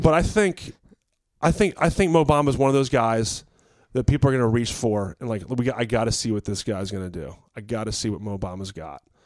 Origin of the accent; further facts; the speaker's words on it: Virginia, United States; I'm from Virginia